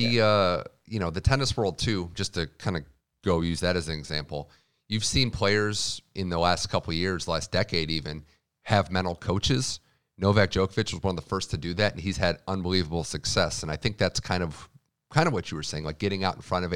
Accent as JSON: {"language": "English", "region": "Midwest", "country": "United States", "said": "I'm from the Midwest"}